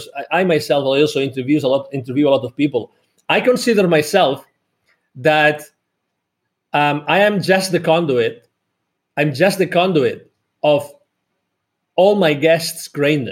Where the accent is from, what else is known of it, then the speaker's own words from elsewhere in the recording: Barcelona, Catalonia, Spain; moved away as an adult; now in United States; I'm originally from Barcelona in Spain, although I live in the US. I've lived here for more than 10 years.